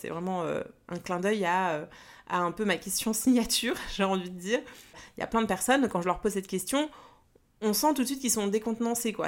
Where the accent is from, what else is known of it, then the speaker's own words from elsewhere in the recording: Paris, Île-de-France, France; Je suis née à Paris et pour l'instant je vis toujours en région parisienne